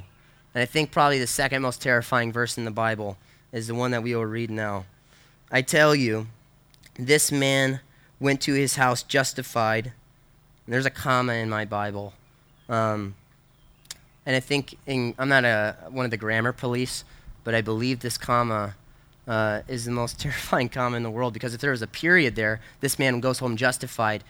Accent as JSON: {"language": "English", "town": "Wheaton", "region": "Illinois", "country": "United States", "tie": "born or raised there", "moved": "yes", "said": "when I was growing up in Chicago, we were in Wheaton"}